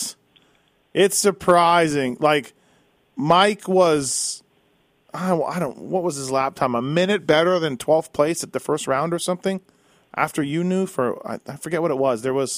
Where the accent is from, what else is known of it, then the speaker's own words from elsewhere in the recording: Canada; I'm Canadian. You guys know I love it up there.